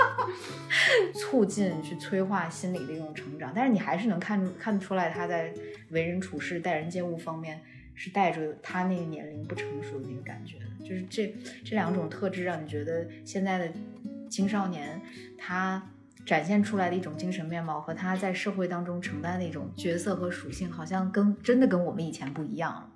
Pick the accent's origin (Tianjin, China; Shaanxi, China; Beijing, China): Shaanxi, China; Xi'an; 我是西安人